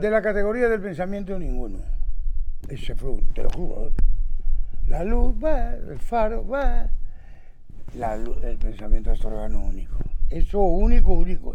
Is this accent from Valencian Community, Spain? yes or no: no; Astorga, Castile and León, Spain; yo soy de Astorga